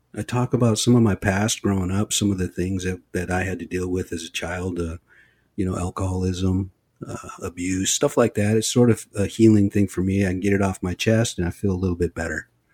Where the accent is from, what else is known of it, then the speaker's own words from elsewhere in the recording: Olympic Peninsula, Washington, United States; I come from a very small band of people over on the Olympic Peninsula, Lower Elwa